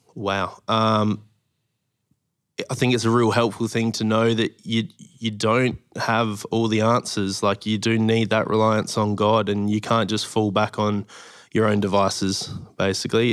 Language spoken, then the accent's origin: English; Adelaide, South Australia, Australia; moved away as an adult; also born or lived in Moorabbin, Victoria; now in Victoria, Australia; from Adelaide pretty much my whole life